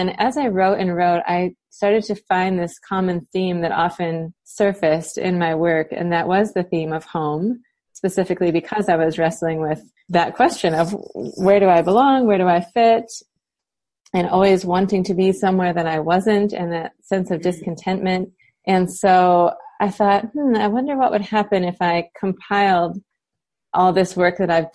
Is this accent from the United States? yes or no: yes; United States; moved away as an adult; also born or lived in Cape Town, South Africa / Michigan; living as an American in a foreign country